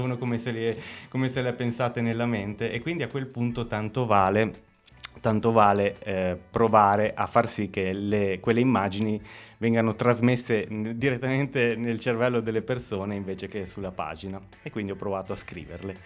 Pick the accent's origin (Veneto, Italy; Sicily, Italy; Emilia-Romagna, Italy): Emilia-Romagna, Italy; Lugo; also born or lived in Bagnacavallo; io sono nato qui a Lugo eh, nel 1989